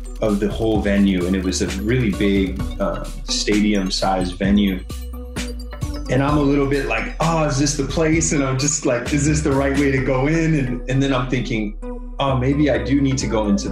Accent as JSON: {"language": "English", "country": "United States", "said": "I'm from the United States"}